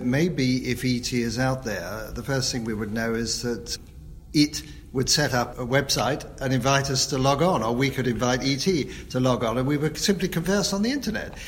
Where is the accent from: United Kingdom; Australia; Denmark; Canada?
United Kingdom; London; when I was growing up in London in the 50s and 60s